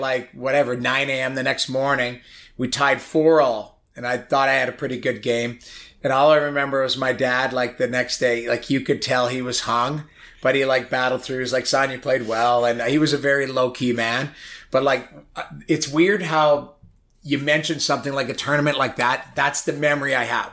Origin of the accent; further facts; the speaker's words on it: St. Albert, Alberta, Canada; also born or lived in Edmonton; I grew up in St. Albert, Alberta